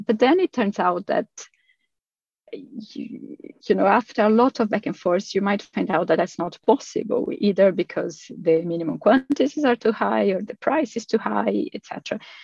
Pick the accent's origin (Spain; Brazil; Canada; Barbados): Brazil; moved away as an adult; also born or lived in Australia; now in Sweden; I'm originally from Brazil. Um, but I have been living here in Sweden for 13 and a half years